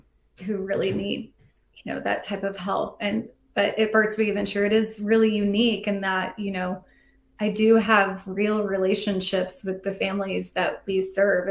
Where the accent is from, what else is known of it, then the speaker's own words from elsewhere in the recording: Fort Worth, Texas, United States; now in Atlanta, United States; I grew up in Fort Worth.